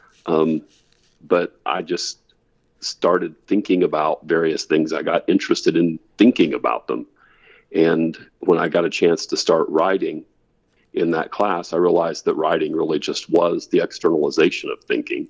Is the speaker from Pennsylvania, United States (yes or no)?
no; Gallipolis, Ohio, United States; now in Auburn, United States; I grew up in southeastern Ohio, right on the Ohio River. In fact, at the confluence of the Kanawha and the Ohio Rivers, in a little town called Gallipolis, Ohio